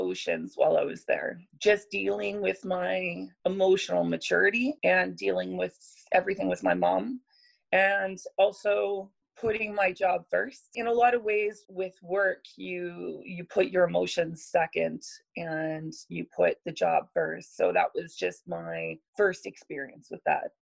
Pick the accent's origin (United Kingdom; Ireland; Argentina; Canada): Canada; the Okanagan, British Columbia; now in Edmonton, Canada; I grew up in the Okanagan